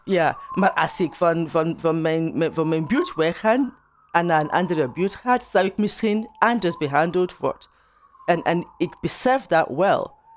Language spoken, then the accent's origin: Dutch; Nigeria; Dutch is a second language; also born or lived in Turnhout, Belgium; now in Atlanta, United States; mijn eigen ervaring als, als Nigeriaans.